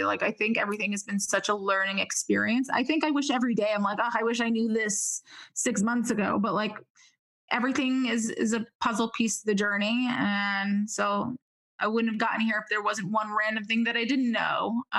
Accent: New York, United States; Growing up in New York, you become callous really quick to a lot of things.

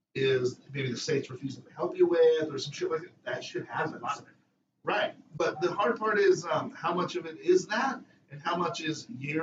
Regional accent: Monrovia, California, United States; moved away; I grew up in the 90s in L.A.

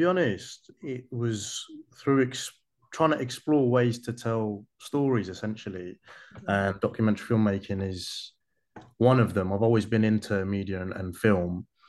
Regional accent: United Kingdom; There's a lot to tell, especially being a British Bangladeshi.

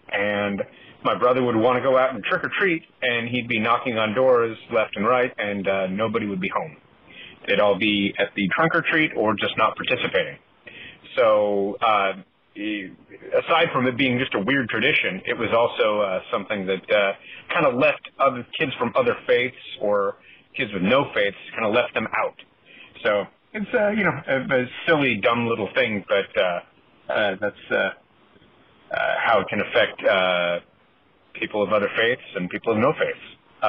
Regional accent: Bountiful, Utah, United States; now in Seattle, United States; I grew up in Bountiful, Utah, the only non-Mormon family on my block

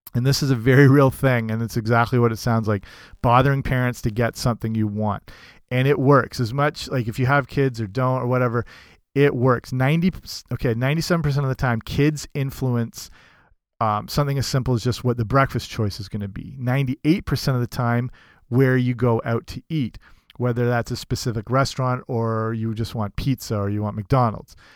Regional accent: Canada; as a kid

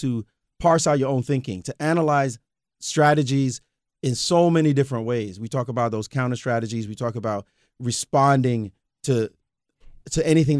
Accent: Brooklyn, New York, United States; I just go. I'm from Brooklyn. I just want to beat you down.

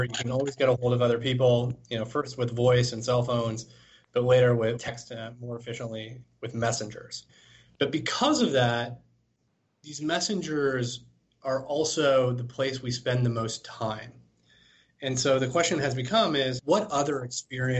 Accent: Toronto, Ontario, Canada; born and raised in Toronto

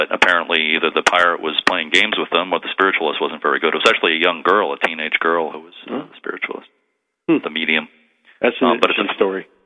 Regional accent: Lynn, Massachusetts, United States; I grew up in in Lynn, Mass

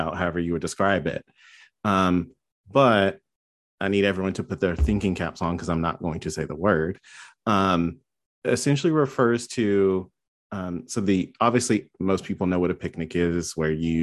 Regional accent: North Carolina, United States; I grew up in North Carolina in the middle of nowhere

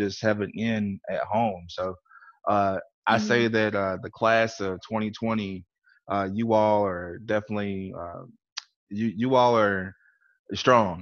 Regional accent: Louisiana, United States; I'm from Louisiana, so my English is not that well too

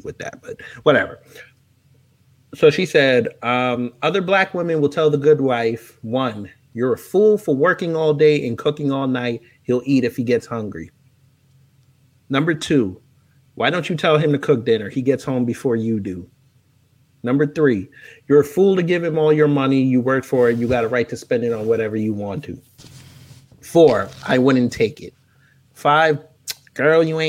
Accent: New York, United States; I'm from New York

